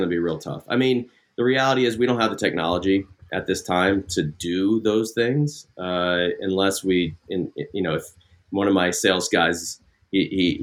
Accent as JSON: {"language": "English", "region": "Ohio", "country": "United States", "tie": "born or raised there", "moved": "yes", "lives_now": "California, United States", "said": "I grew up in Ohio."}